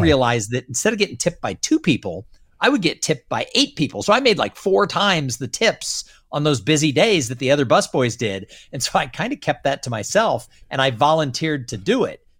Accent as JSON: {"language": "English", "region": "Southern California", "country": "United States", "tie": "born or raised there", "said": "I grew up in Southern California"}